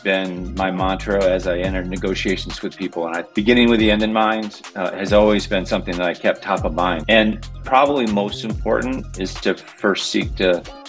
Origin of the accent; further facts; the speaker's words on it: Kalamazoo, Michigan, United States; I grew up in Kalamazoo, Michigan, of all places